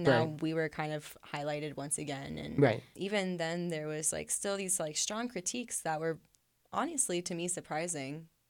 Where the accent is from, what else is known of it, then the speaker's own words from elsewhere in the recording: Columbus, Ohio, United States; I'm from Columbus.